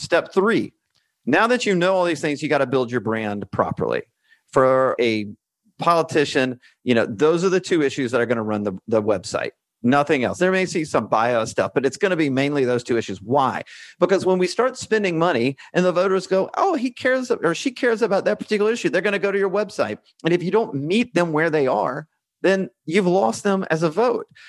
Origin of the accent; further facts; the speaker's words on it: Alabama, United States; moved away as an adult; also born or lived in Washington, D.C.; now in Santa Rosa Beach, United States; I grew up in Alabama